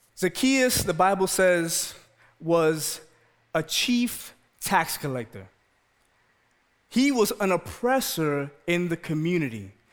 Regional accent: New York City, New York, United States; moved away; also born or lived in Maryland; I'm born and raised in the Bronx.

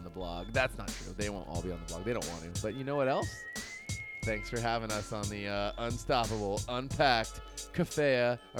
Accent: Chico, California, United States; I grew up in Chico.

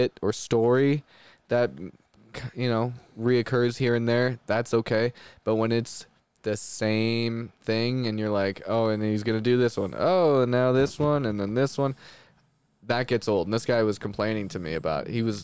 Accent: Winnipeg, Manitoba, Canada; also born or lived in Los Angeles; now in Utah, United States; I'm from Canada, so I'm from Winnipeg, which is like dead center of Canada.

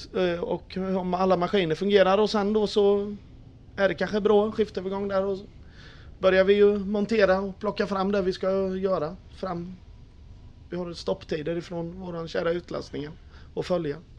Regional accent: Tranås, Jönköping County, Sweden; also born or lived in Eksjö; Jag är född i Eksjö men bott i Tranås i 41 år.

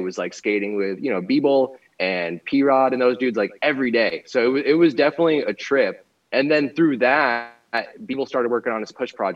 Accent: Florida, United States; moved away as an adult; also born or lived in Rochester, New York / Orlando, Florida; now in California, United States; I'm originally from Florida, balance between there and Rochester, New York, my whole life kind of growing up back and forth

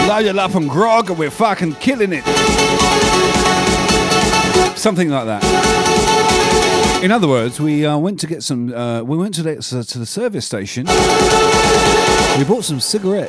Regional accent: England, United Kingdom; now in Australia; I'm English. But I do, I actually fly both flags because I'm dual nationality. But I do not sound Australian.

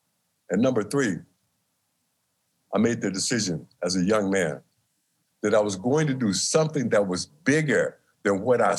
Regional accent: Milwaukee, Wisconsin, United States; my hometown, Lewis, Milwaukee, Wisconsin

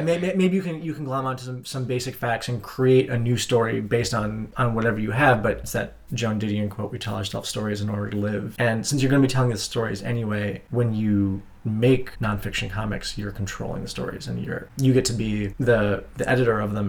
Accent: Madison, Wisconsin, United States; I grew up in Madison, Wisconsin

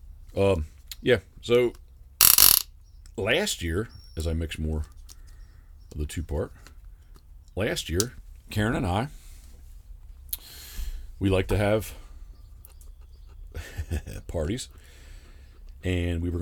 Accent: Havre de Grace, Maryland, United States; moved away as an adult; I don't currently live in the area, but I was born in Haverty Grace

